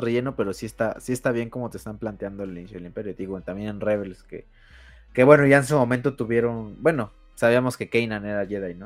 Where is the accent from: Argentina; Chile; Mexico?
Mexico; Soy soy mexicano